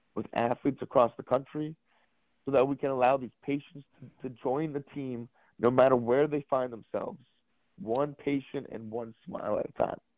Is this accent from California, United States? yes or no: yes; Los Angeles, California, United States; moved away as an adult; I'm from Los Angeles